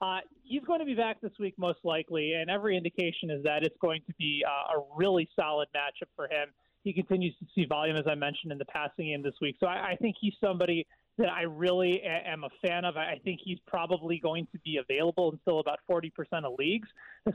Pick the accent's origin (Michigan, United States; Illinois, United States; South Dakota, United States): Illinois, United States; Chicago; also born or lived in Indiana; I grew up in the Chicago area, and I assume that up until this point that your listeners knew that I grew up a Northside fan.